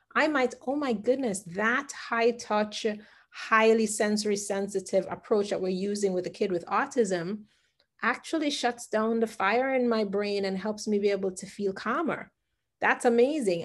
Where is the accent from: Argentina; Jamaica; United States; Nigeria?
Jamaica; I remember growing up as a Jamaican